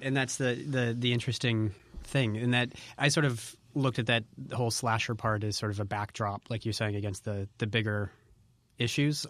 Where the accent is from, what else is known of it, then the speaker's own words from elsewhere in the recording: New England, United States; growing up in New England and going to the, you know, Hawthorne's House of the Seven Gables